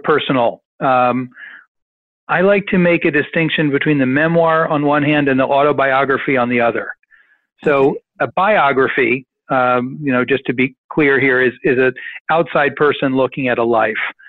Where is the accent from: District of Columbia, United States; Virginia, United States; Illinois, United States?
District of Columbia, United States; Washington; I grew up in Washington